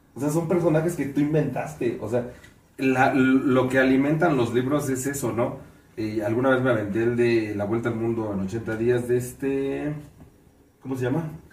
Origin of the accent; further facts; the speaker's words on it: Mexico; seguimos siendo mexicanos